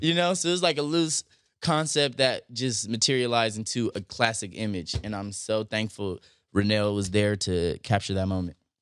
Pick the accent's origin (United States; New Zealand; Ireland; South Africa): United States; Compton, California; also born or lived in Santa Monica / Venice / North Hollywood / Silver Lake; I was raised in Compton